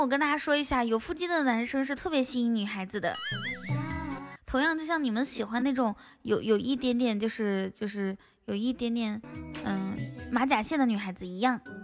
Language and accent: Chinese; Ganqika, Inner Mongolia, China; now in Shanghai, China; 我才不是海拉尔人呢，我是内蒙古自治区科尔沁左翼后旗甘旗卡镇满斗村的。